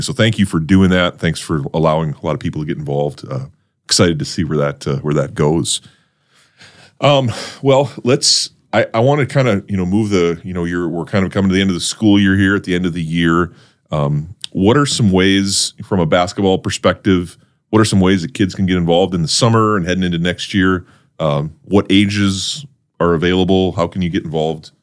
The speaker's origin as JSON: {"language": "English", "region": "North Dakota", "country": "United States", "tie": "born or raised there", "moved": "yes", "said": "growing up in North Dakota"}